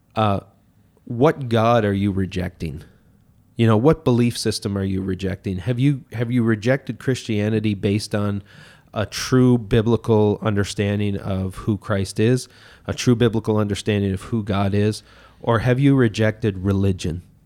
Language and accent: English; Miramichi, New Brunswick, Canada; showed up back in my hometown here in Miramichi